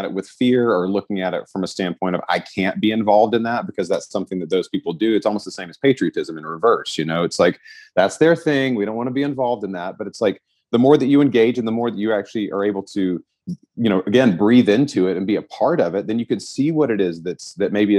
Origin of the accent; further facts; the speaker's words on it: Southeast, United States; I grew up in the Southeast. So, you know, Christianity was kind of forced on you